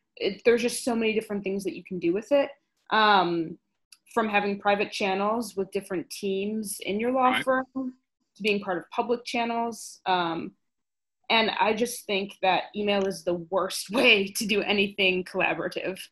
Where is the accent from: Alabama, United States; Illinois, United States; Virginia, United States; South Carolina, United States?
Illinois, United States; Chicago; I am from Chicago and I've met my boss in Chicago